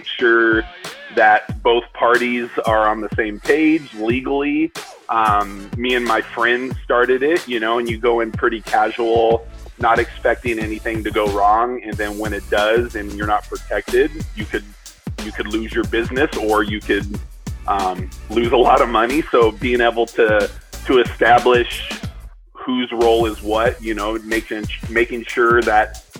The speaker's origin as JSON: {"language": "English", "region": "Arizona", "country": "United States", "tie": "born or raised there", "said": "we're from Arizona, and we grew up nothing but Mexican food"}